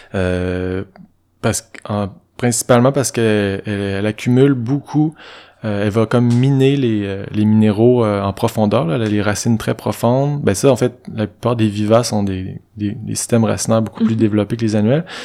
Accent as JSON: {"language": "French", "area": "Saint-Ubalde", "region": "Quebec", "country": "Canada", "tie": "born or raised there", "moved": "yes", "said": "je passe mes printemps à Saint-Tubal, qui est mon village natal."}